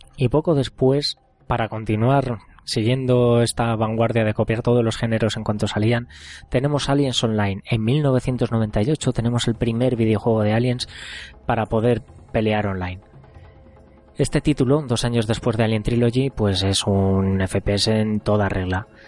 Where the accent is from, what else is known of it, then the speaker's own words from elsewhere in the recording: Zamora, Castile and León, Spain; Yo soy de Zamora y en Zamora básicamente teníamos dos sitios en el que jugar a máquinas recreativas